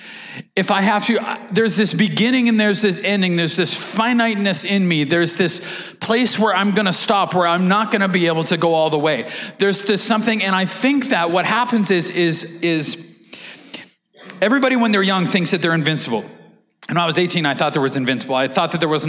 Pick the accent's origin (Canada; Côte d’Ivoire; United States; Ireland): Canada; we're Canadian